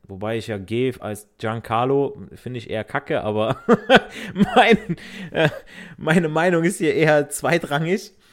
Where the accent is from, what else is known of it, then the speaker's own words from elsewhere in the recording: Italy; ich so als Italiener